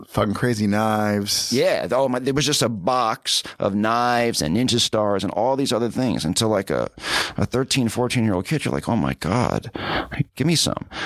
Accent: New York City, New York, United States; I grew up in New York City. Okay, Upper East Side.

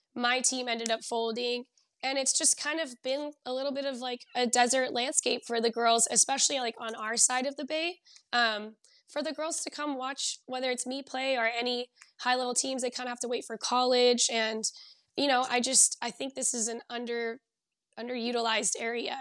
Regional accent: Southern California, United States; moved away as an adult; now in Bay Area, United States; I grew up down in Southern California

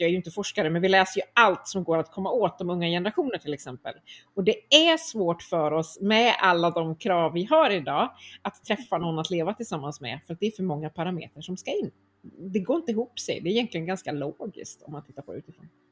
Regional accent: Örebro, Örebro County, Sweden; moved away as an adult; also born or lived in Stockholm; Jag kommer från Örebro där jag nu också eh, bor igen efter ett antal år i, i eh, Stockholm.

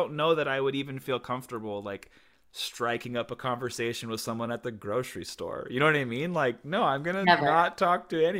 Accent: Texas, United States; moved away as an adult; also born or lived in Orange County, California; now in Los Angeles, United States; I grew up in Texas, and then I moved to LA in 2006, and then I was in Orange County about, I guess, like 45 minutes south of LA from 2009 until last year I moved back.

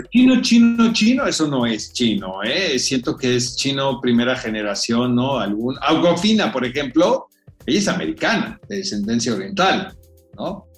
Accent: Mexico; como mexicanos

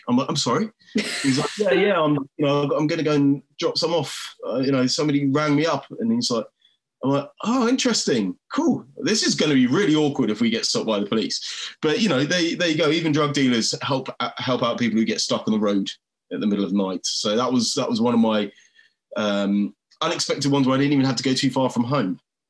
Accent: England, United Kingdom; I'm like, oh, I'm from England.

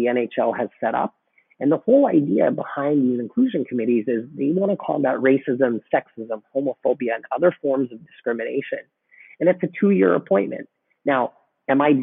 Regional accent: Vancouver, British Columbia, Canada; I was born in Vancouver

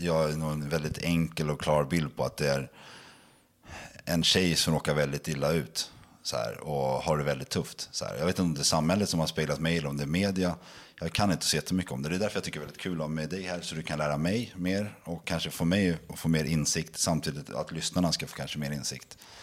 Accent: Sweden; Jag är en svensk kille som är uppväxt i detta land

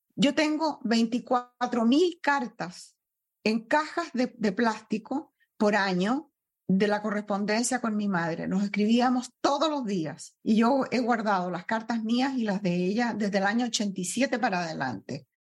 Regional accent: Chile; moved away as an adult; also born or lived in Peru / Venezuela; now in United States; Primero nací en Perú, mi padre abandonó a mi madre y mi madre se fue a Chile, donde sus padres, donde yo me crié, en la casa de mi abuelo

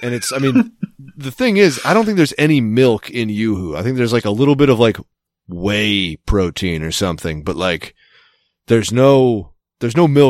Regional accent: Boston, Massachusetts, United States; accent: Boston; now in New Jersey, United States; I moved there a year ago. And while my Boston accent hasn't freaking left, let me tell you, I'm a huge Jets fan now.

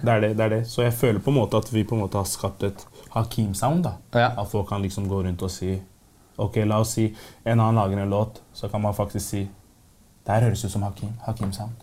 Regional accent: Oslo, Norway; jeg er fra Groruddalen

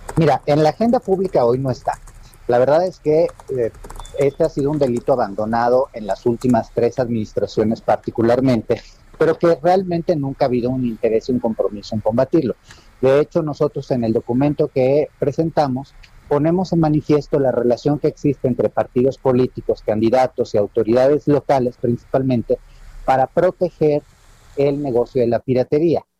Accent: Mexico

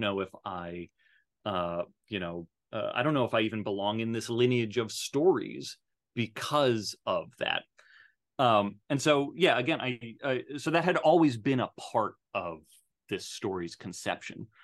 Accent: Arizona, United States; I was raised in Arizona

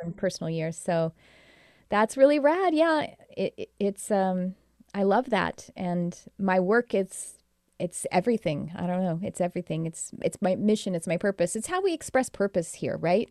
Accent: United States; I'm American

